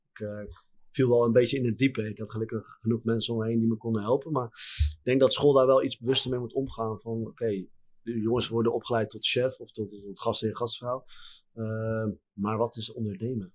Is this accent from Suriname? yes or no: no; Harderwijk, Gelderland, Netherlands; in Harderwijk, mijn woonplaats, eh, mijn geboortestad.